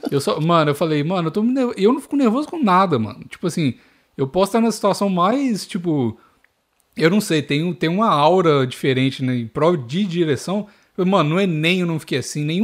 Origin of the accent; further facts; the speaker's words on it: Minas Gerais, Brazil; accent: Mineiro; Fiquei assim, com coisa de, de, de ter perdido um pouco o meu sotaque mineiro. Agora eu tô forçando meu sotaque mineiro.